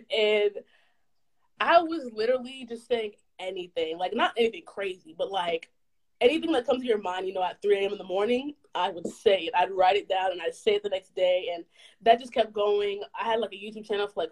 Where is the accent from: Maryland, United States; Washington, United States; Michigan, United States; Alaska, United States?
Alaska, United States; Anchorage; moved away as an adult; now in Virginia, United States; I'm originally from Anchorage, Alaska, but I currently go to school in Virginia at Virginia State University.